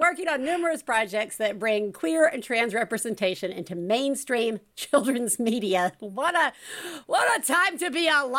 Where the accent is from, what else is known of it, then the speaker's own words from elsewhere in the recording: the South, United States; As a Southerner myself